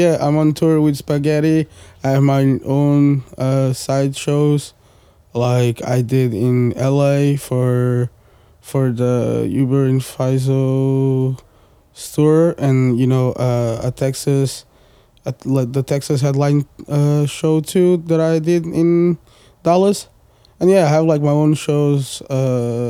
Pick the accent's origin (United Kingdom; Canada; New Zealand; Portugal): Portugal; English is a second language; also born or lived in suburbs of Paris, France; now in Paris, France; I was born in Portugal, so I'm Portuguese too